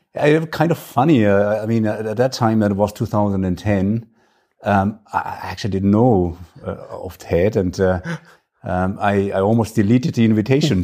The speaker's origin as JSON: {"language": "English", "area": "Franconia", "region": "northern Bavaria", "country": "Germany", "tie": "born or raised there", "accent": "German", "second_language": "English", "said": "I am German, if you, if you may sense from my, uh, terrible accent. Uh, so I, I, I grew up in a little village in the north of Bavaria. It's in the region, it's called Franconia."}